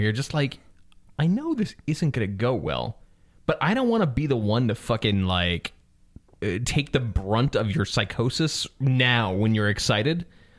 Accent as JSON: {"language": "English", "town": "Albany", "region": "New York", "country": "United States", "tie": "born or raised there", "said": "Growing up in Albany, during the height of Mike Tyson's power"}